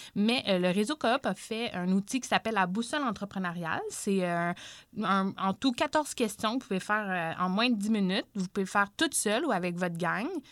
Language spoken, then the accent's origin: French; Saint-Hyacinthe, Quebec, Canada; je viens de Saint-Hyacinthe